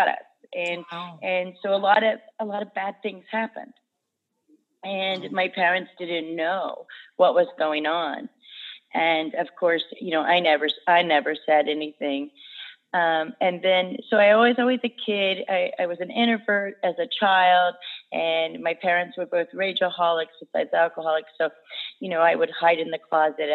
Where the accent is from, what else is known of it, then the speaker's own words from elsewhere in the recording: Davie, Florida, United States; I am from, born in Davie, Florida